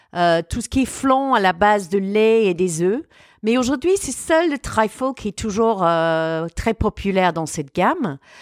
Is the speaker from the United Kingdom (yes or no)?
yes; United Kingdom; now in France; mon pays d'origine